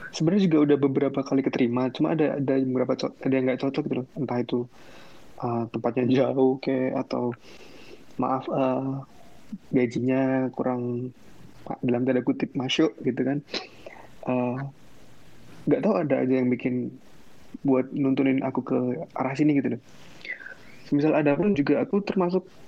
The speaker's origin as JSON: {"language": "Indonesian", "town": "Temanggung", "region": "Central Java", "country": "Indonesia", "tie": "born or raised there", "also_born_or_lived": "Semarang", "moved": "as an adult", "said": "aku kan asli Temanggung"}